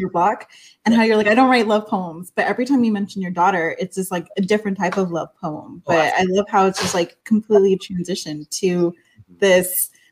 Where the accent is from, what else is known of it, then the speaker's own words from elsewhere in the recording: El Salvador; I'm actually from El Salvador, so we have like I'm Central American.